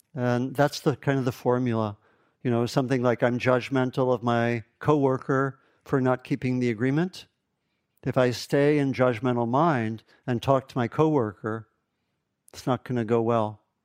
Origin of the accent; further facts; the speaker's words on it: East Coast, United States; moved away as an adult; also born or lived in Kentucky / Ohio; I grew up on the East Coast